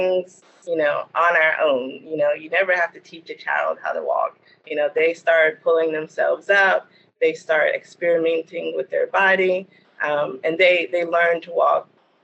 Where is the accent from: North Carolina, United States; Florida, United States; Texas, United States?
North Carolina, United States; Gastonia; I grew up here in Gastonia, North Carolina